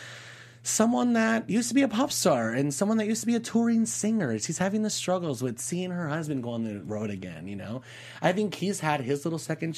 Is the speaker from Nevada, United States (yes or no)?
yes; Las Vegas, Nevada, United States; I'm from Vegas